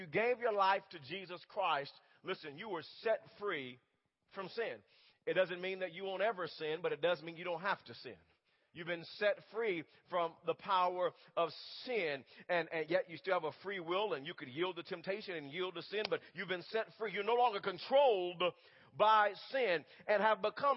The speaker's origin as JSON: {"language": "English", "town": "Wewoka", "region": "Oklahoma", "country": "United States", "tie": "born or raised there", "also_born_or_lived": "Holdenville", "said": "I'm a country boy at heart growing up in Wewoka"}